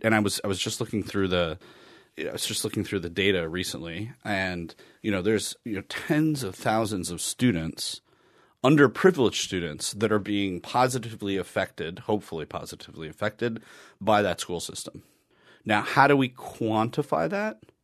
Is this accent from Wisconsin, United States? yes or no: yes; Wisconsin, United States; I'm from Wisconsin.